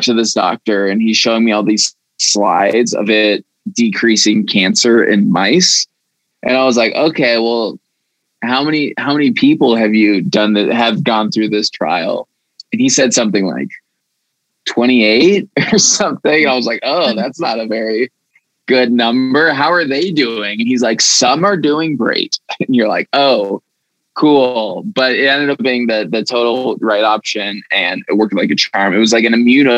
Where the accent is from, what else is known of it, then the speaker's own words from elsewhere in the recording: Aurora, Colorado, United States; Born and raised in Aurora, Colorado